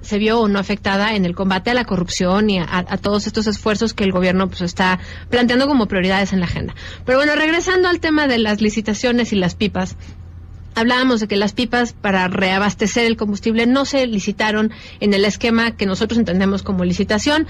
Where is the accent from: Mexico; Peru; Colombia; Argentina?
Mexico